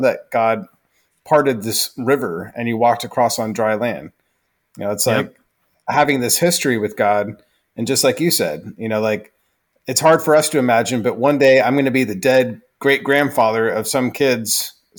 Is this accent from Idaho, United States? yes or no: yes; Idaho, United States; No, we're from Idaho. And everyone's eyes just get big. Like, what brought you out here from Idaho?